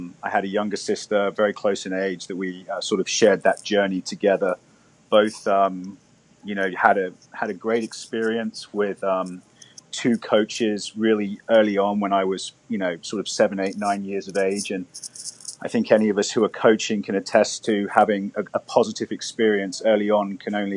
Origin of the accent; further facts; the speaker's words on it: London, United Kingdom; now in United States; I grew up very close to Wimbledon